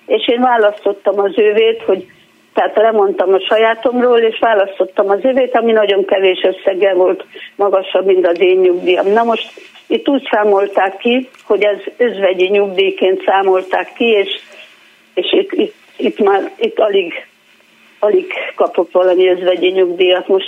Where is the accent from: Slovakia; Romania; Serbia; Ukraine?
Romania; Transylvania; now in Hungary; Én, mi Erdélyből jöttünk, de 31 éve itt éltünk, és a férjemnek a kevés munkaide, munkaviszonya volt itt Magyarországon